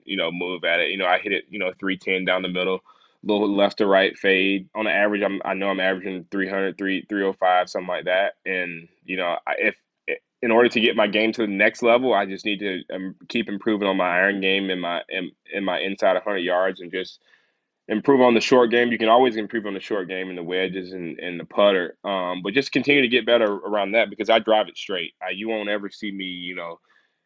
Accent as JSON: {"language": "English", "town": "Tallahassee", "region": "Florida", "country": "United States", "tie": "born or raised there"}